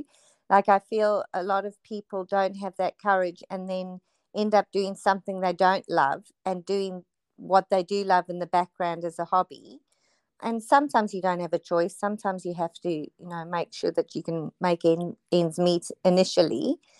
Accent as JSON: {"language": "English", "country": "South Africa", "moved": "yes", "lives_now": "Noosa, Australia", "said": "we moved from South Africa just due to really bad unrest and horrible circumstances. So I moved straight to Noosa, where we had family living here."}